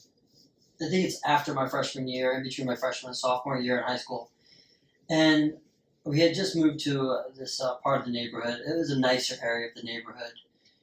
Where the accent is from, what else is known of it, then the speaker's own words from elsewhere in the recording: United States; I'm an American, damn it, and I'm patriotic about sports.